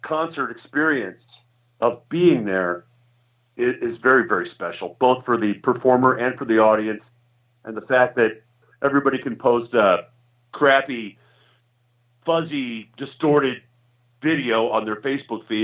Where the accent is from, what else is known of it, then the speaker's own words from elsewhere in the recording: Georgia, United States; now in Sioux Falls, United States; I was born in the South. I was born in Georgia. I'm a hillbilly at heart